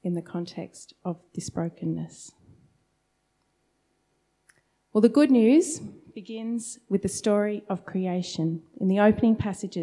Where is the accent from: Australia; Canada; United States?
Australia; Sydney, New South Wales; moved away as an adult; now in Melbourne, Australia; I'd grown up in a very different part of Sydney